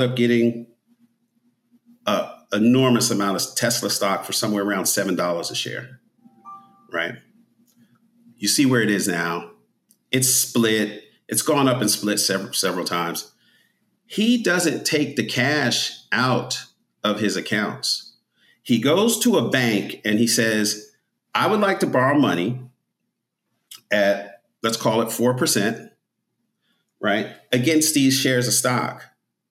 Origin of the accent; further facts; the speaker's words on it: New Jersey, United States; I grew up in North Jersey, close to New York.